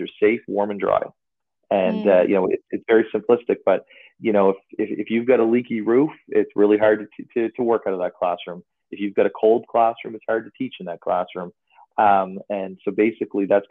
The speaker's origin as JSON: {"language": "English", "town": "North Kentville", "region": "Nova Scotia", "country": "Canada", "tie": "born or raised there", "said": "I'm from North Kentville, Nova Scotia. Basically grew up in the Valley"}